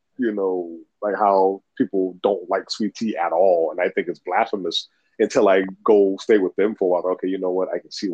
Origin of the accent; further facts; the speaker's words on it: South Carolina, United States; South Carolina